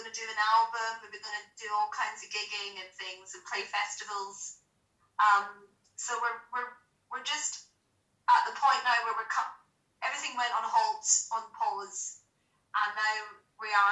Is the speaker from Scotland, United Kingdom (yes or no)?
yes; Glasgow, Scotland, United Kingdom; now in London, United Kingdom; I'm Scottish, and I come from Glasgow, and it's quite a kind of a musical kind of city